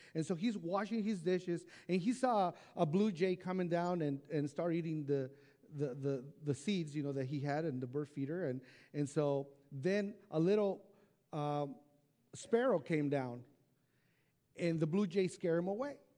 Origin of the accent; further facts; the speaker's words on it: Mexico; moved away; I was raised in Mexico in an orphanage home